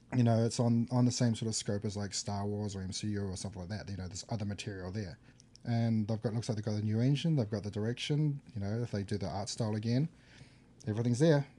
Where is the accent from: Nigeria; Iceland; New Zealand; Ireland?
New Zealand; I come from New Zealand